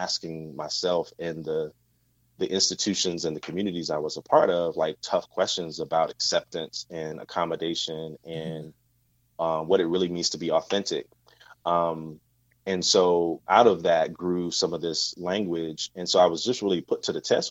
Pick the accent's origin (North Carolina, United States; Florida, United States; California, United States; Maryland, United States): North Carolina, United States; southeastern; I grew up in a southeastern part of North Carolina. So I grew up in the South